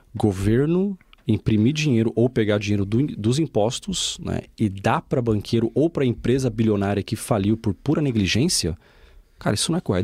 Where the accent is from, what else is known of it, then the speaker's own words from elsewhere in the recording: Brazil; accent: Brazilian; now in Portugal; eu tenho um sotaque brasileiro